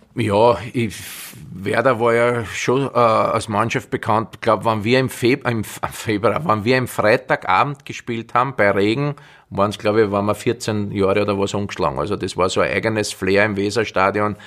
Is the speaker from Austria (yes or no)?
yes; Austria; ich bin jetzt ein Österreicher, bin kein Brasilianer